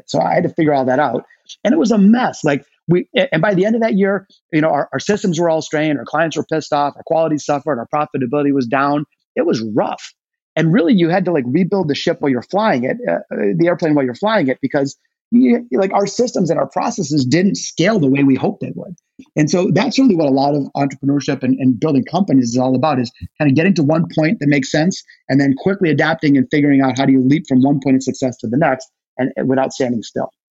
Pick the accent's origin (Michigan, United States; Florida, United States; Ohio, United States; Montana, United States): Michigan, United States; Detroit; my hometown of Detroit. Uh, I was born in the city, not the suburbs